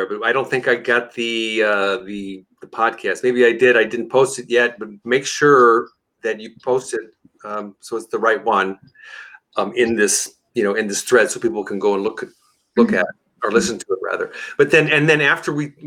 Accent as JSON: {"language": "English", "country": "United States", "tie": "born or raised there", "said": "I'm American Italian. I'm not Italian American. So I was born here. My ancestors come from Sicily"}